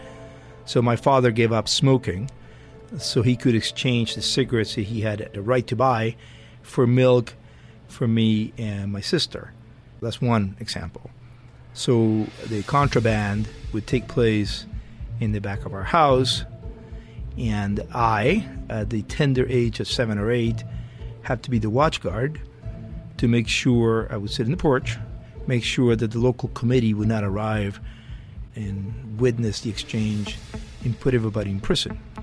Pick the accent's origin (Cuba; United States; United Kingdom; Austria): Cuba; moved away; Growing up in Cuba under communism